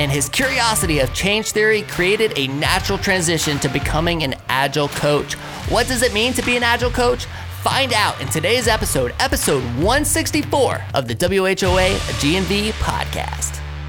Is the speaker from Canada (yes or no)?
no; San Antonio, Texas, United States; I went to high school in San Antonio. So I'm a big Texas person. My brother and sister were born in Del Rio, Texas.